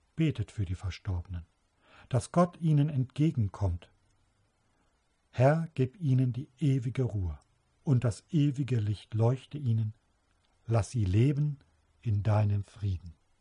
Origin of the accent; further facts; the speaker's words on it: Trier, Rhineland-Palatinate, Germany; In Trier, meiner Geburtsstadt